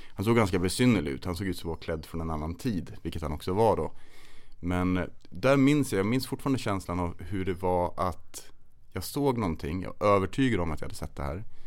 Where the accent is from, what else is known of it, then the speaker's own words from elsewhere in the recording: Kolmården, Östergötland, Sweden; also born or lived in Stockholm; där jag växte upp utanför Kolmårdens urskogar, eller i Kolmårdens urskogar kan man säga